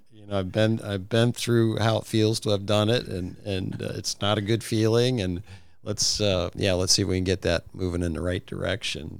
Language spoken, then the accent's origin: English; Midwest, United States; moved away as an adult; also born or lived in Bowling Green; I was from the Midwest